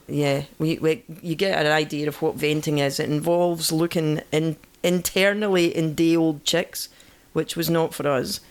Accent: Scotland, United Kingdom; moved away; I'm Scottish

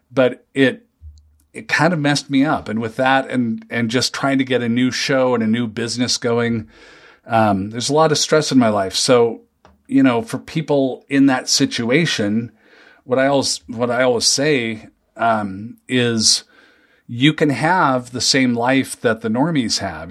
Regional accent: Seattle, Washington, United States; moved away as an adult; now in Minnesota, United States; I grew up in the Seattle area.

